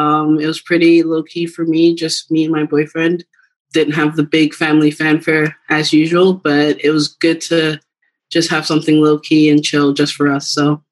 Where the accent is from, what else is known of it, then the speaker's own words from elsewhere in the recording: Cameroon; Growing up, I'm originally from Cameroon, West Africa